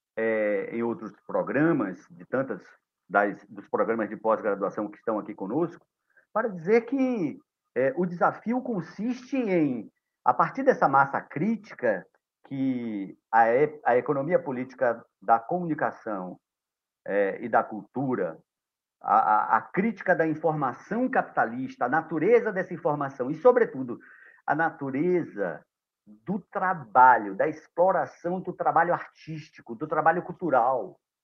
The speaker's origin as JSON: {"language": "Portuguese", "town": "Itacaré", "region": "Bahia", "country": "Brazil", "tie": "born or raised there", "said": "eu estou falando de Itacaré nesse momento, aqui em minha terra"}